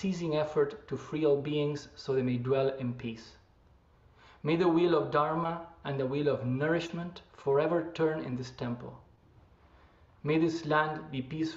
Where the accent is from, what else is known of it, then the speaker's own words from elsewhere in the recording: Argentina; moved away as an adult; also born or lived in Japan; now in San Francisco, United States; I am originally from Argentina